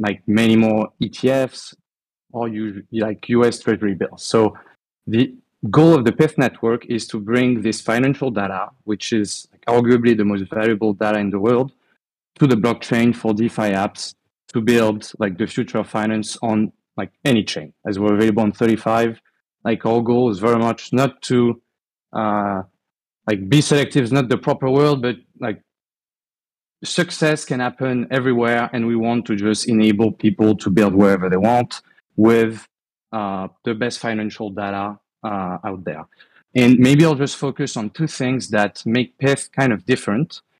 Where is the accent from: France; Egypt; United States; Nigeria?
France; accent: French; English is a second language; you'll hear from my accent anyway, but I'm French. I live in Europe